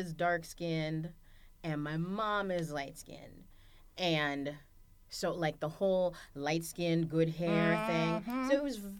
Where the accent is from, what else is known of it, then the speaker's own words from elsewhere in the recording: Phoenix, Illinois, United States; It's called Phoenix. It's a village. It's not a town. It is a village, and it is between Harvey and South Holland